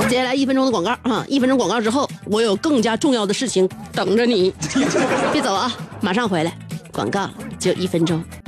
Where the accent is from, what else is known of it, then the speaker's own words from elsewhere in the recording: China; 就是我们中国人发现的早了一些，而且我们特别爱惜自己，比较惜命而已